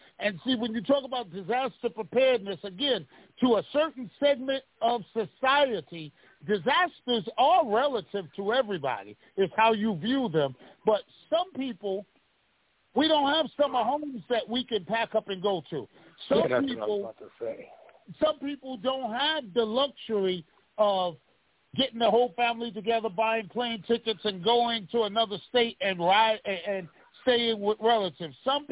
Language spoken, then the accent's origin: English; New York City, New York, United States; we're from New York